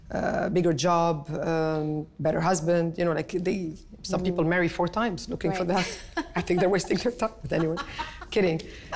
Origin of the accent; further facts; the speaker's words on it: Canada; I am Canadian, I am Lebanese. I'm passionate about these two countries